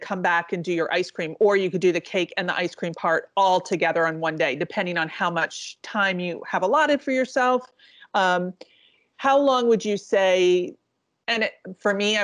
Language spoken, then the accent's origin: English; East Coast, United States; I grew up on the East Coast